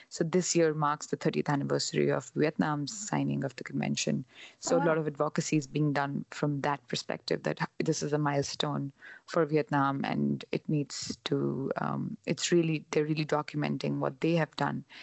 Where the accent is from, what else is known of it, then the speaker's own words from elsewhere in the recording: India; now in Canada; when I was traveling from India to Canada and then here